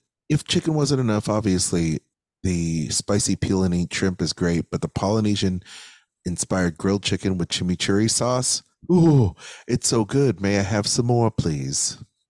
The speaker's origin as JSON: {"language": "English", "country": "Philippines", "said": "Which I am Filipino Chinese, proud of it."}